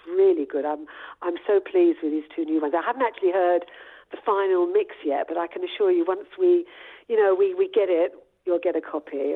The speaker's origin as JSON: {"language": "English", "region": "London", "country": "United Kingdom", "said": "I'm a London girl."}